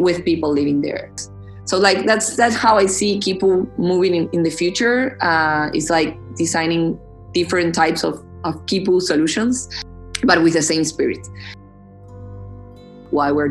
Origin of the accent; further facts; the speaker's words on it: Argentina; also born or lived in Boston; I'm coming from Argentina